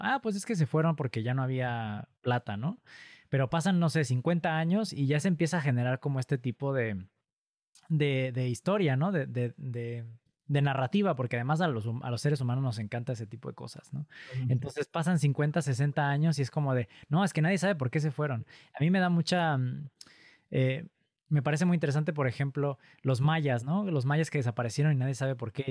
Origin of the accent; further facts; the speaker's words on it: Pachuca, Hidalgo, Mexico; yo crecí cerca de un pueblo minero, yo soy de Pachuca Hidalgo